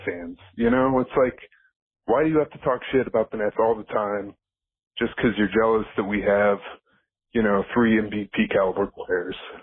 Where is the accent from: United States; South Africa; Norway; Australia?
United States; New Jersey; now in Greenpoint, United States; I'm from Jersey